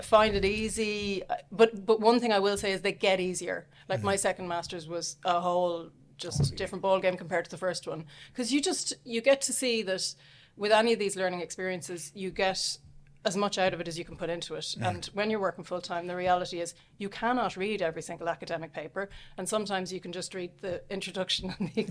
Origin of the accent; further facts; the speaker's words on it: Dublin, Leinster, Ireland; also born or lived in Australia / Southampton, England; I'm from Dublin, although I grew up in England for a few years